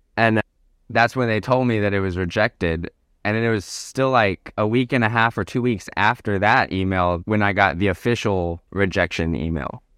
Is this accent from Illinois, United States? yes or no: no; Arkansas, United States; moved away as an adult; also born or lived in Alaska / Nicaragua; now in Portugal; I'm originally from Arkansas